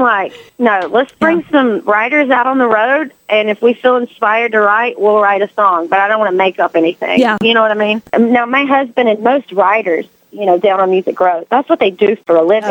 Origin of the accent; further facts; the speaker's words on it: North Carolina, United States; North Carolina, which is my home state